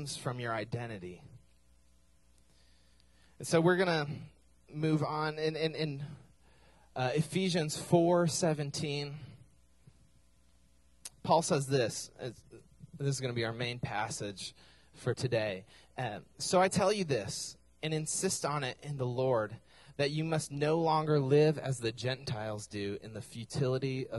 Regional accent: Minnesota, United States; now in Oklahoma, United States; I claim Minnesota all the time

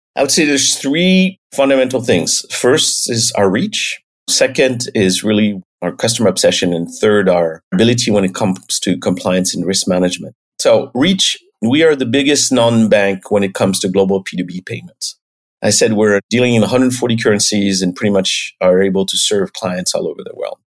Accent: the Alps, France; moved away as an adult; now in United States; I was born and raised in France, in the Alps

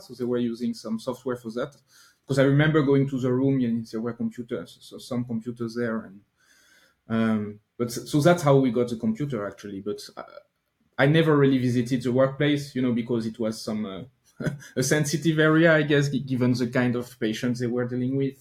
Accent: Normandy, France; now in near Paris, France; I grew up in France, but I lived in Normandy, so most no, northwestern part of France, not not in Paris

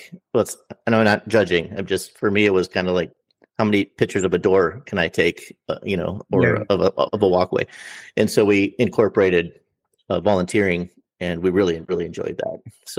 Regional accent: Minnesota, United States; I said, well, I'm from Minnesota, which is a state in the north middle part of the United States.

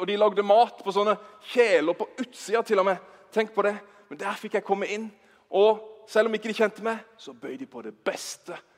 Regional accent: Bergen, Vestland, Norway; Vi er fra Bergen

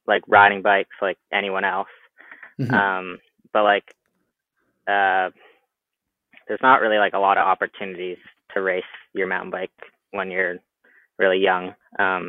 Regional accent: Squamish, British Columbia, Canada; this is just where I've grown up from when I was born

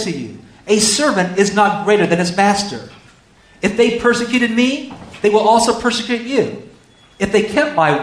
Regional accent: California, United States; I'm from California

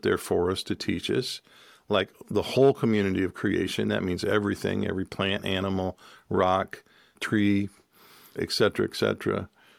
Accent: Michigan, United States; also born or lived in Cherokee country; joined a community of people up in Michigan where we grew up

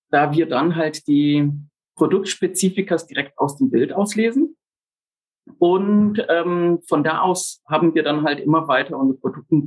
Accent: Amazonas, Brazil; also born or lived in Germany / England; Bin in Deutschland geboren, aufgewachsen in Brasilien, tiefsten Amazonas, in England Betriebswirtschaft studiert.

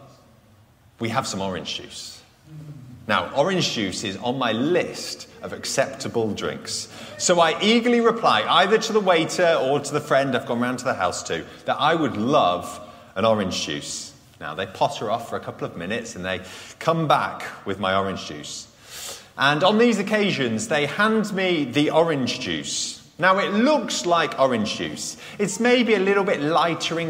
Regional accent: United Kingdom; I'm British

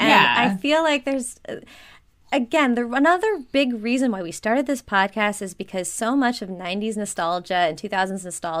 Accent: Minneapolis, Minnesota, United States; I am from Minneapolis, Minnesota.

